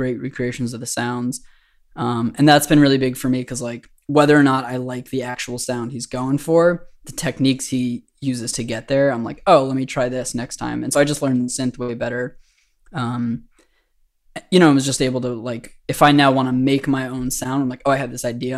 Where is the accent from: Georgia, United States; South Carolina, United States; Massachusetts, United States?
Massachusetts, United States; Boston; moved away as an adult; now in New Orleans, United States; I'm from Boston originally.